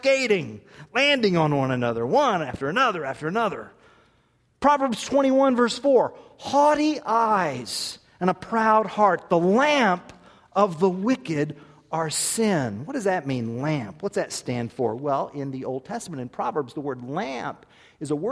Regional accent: Tulsa, Oklahoma, United States; I was born in Tulsa, Oklahoma

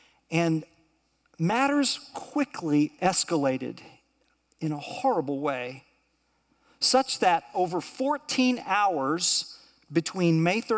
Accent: Tulsa, Oklahoma, United States; I remember growing up in Tulsa at my college preparatory high school.

